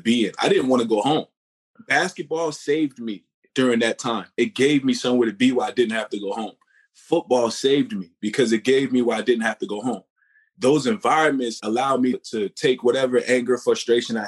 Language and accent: English; New York City, New York, United States; Born and raised in Southside Jamaica, Queens